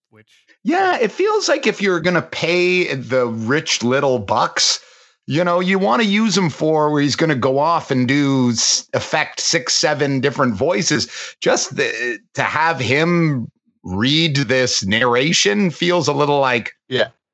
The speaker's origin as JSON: {"language": "English", "country": "Canada", "tie": "born or raised there", "said": "growing up in Canada"}